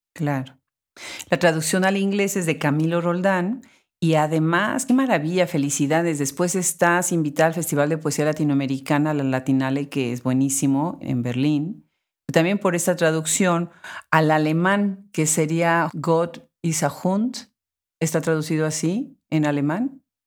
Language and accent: Spanish; Puebla, Mexico; also born or lived in Austin, Texas; Puebla, la ciudad de donde soy